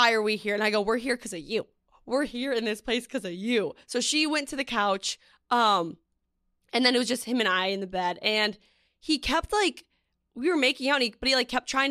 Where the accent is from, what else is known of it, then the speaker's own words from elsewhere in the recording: Minnesota, United States; moved away as an adult; now in New York City, United States; I'm from Minnesota